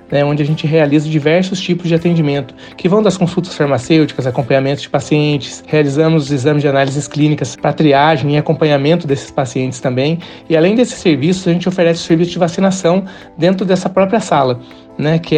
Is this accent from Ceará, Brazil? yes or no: no; Camanducaia, Minas Gerais, Brazil; sou aqui da cidade de Camanducaia, no sul do estado de Minas Gerais